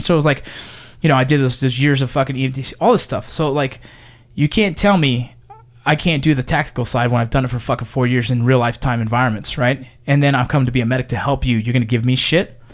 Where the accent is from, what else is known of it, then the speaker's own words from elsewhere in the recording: Los Angeles, California, United States; I grew up in San Fernando Valley, in the San Fernando Valley